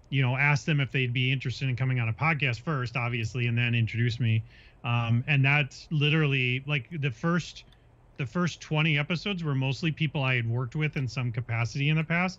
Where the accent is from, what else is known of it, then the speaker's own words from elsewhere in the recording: Minnesota, United States; growing up in Minnesota